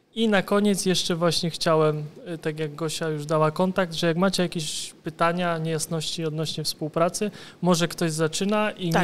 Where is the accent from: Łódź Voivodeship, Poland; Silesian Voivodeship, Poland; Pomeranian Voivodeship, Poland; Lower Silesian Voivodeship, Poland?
Łódź Voivodeship, Poland; Kutno; To jest moje miasto, więc nie rób wstydu. Jestem z Kutna